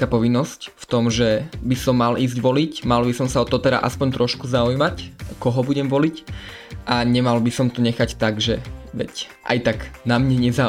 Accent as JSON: {"language": "Slovak", "town": "Košice", "region": "Košice Region", "country": "Slovakia", "said": "som z Košic a som teda prvovolič"}